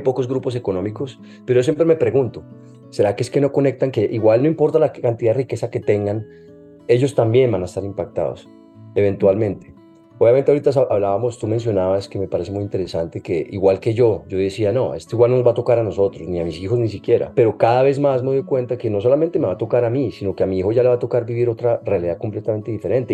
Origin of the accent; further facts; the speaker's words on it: Colombia; moved away as an adult; Yo cuando estaba en Colombia, aquí en la universidad